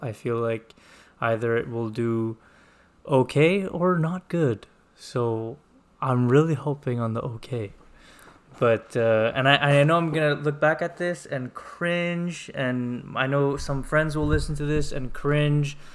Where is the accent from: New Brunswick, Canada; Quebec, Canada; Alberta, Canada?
Quebec, Canada; Montreal; I am from Montreal